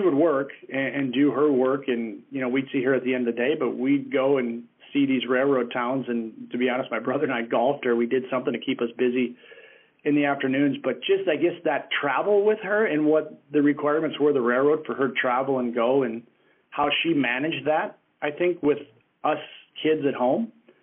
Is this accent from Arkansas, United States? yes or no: no; Minneapolis–Saint Paul, Minnesota, United States; I grew up in Minnesota in the Twin Cities area. That was home for all the way through my college career.